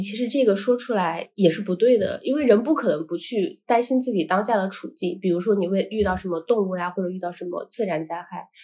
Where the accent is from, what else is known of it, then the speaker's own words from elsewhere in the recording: Shaanxi, China; moved away as an adult; also born or lived in France; 整个环游陕西